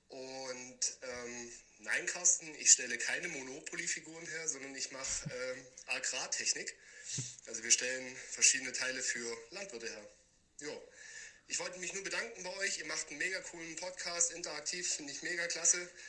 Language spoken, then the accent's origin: German; Ravensburg, Baden-Württemberg, Germany; Und zwar, ich komme aus der Nähe von Ravensburg.